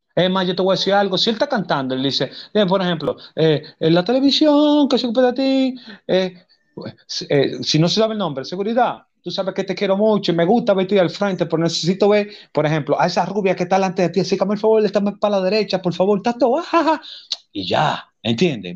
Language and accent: Spanish; Dominican Republic; yo soy dominicano